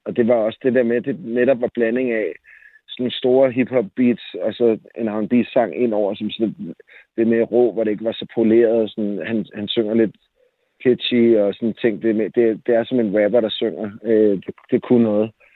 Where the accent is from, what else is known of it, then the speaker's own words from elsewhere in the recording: Jersie Strand, Zealand, Denmark; also born or lived in Køge; Da jeg voksede op i Solrød Strand, eller i Jersi Strand